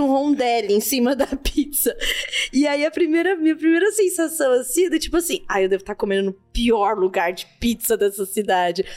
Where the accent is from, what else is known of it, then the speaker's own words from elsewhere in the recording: São Paulo, Brazil; eu vim da Zona Leste aqui de São Paulo e tal, Coab